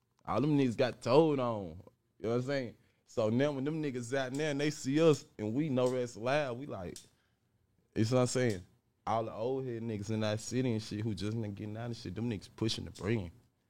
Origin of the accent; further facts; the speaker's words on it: Chattanooga, Tennessee, United States; From Chattanooga, Tennessee, you know. But Chet, I was raised in Chet.